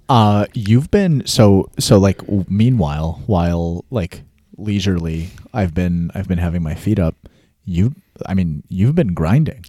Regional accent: Milwaukee, Wisconsin, United States; we're both from Milwaukee

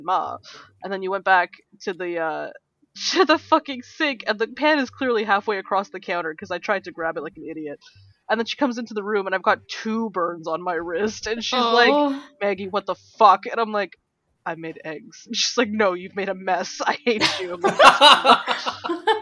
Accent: Canada; we're Canadian

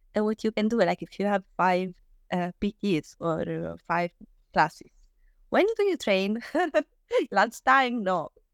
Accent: Southern Italy, Italy; English is a second language; moved away as an adult; I wanted to go back to my place, like, to my hometown

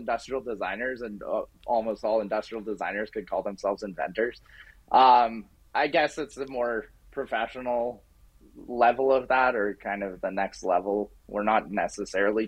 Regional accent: Canmore, Alberta, Canada; now in Edmonton, Canada; I grew up in Canmore, Alberta

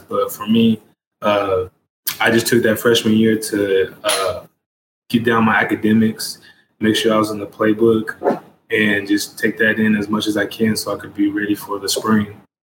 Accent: Lawton, Oklahoma, United States; I am from Lawton, Oklahoma.

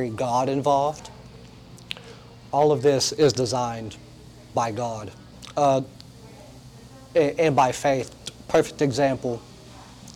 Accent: Lubbock, Texas, United States; moved away as an adult; also born or lived in Indianapolis; now in Long Beach, United States; I was born and raised in Lubbock, Texas

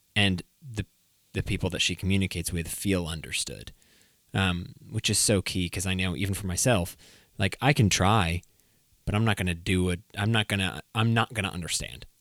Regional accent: New England, United States; I'm from New England

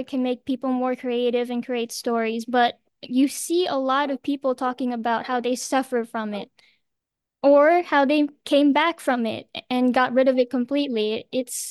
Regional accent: Philippines; I'm 17 years old and I'm from the Philippines.

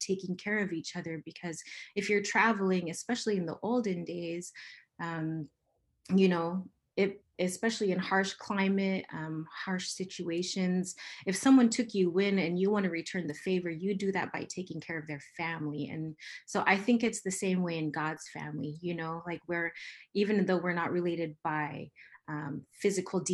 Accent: Kiana, Alaska, United States; also born or lived in Marshall Islands; now in Anchorage, United States; the village I'm from is called Gutyak, which means a place where three rivers meet. But I live in Anchorage, Alaska

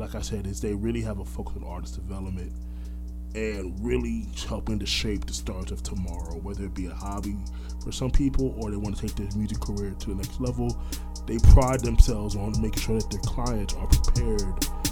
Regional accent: Orlando, Florida, United States; also born or lived in Brooklyn, New York; I was raised here

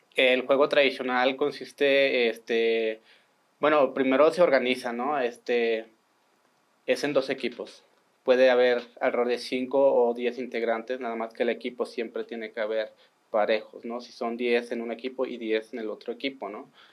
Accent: Sierra Tarahumara, Chihuahua, Mexico; yo vengo del estado de Chihuahua, que digamos de la Sierra Tarahumara

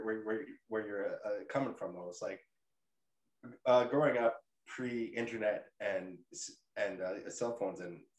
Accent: Canada; I'm from Canada

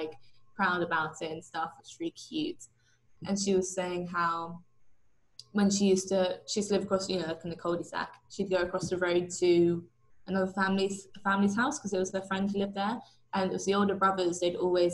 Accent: Havant, South East England, United Kingdom; also born or lived in Kingston upon Thames; I grew up in Havant, which is just outside Portsmouth

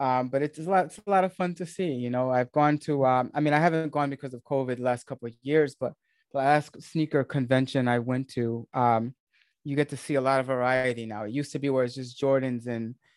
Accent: New York area, United States; accent: American; where I grew up in the New York area, the Northeast of the States

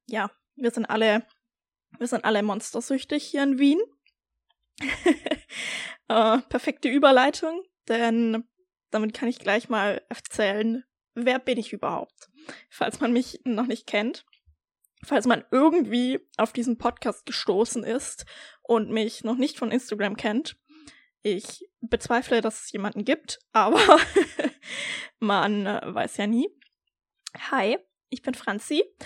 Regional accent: Baden-Württemberg, Germany; moved away as an adult; also born or lived in Berlin; ich komme ursprünglich aus Deutschland, aus Baden-Württemberg

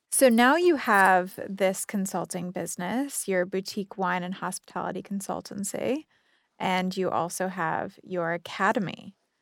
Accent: Ohio, United States; moved away; I grew up in Ohio

